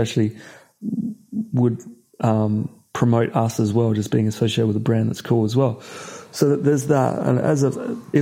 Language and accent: English; Australia; I'm from Australia.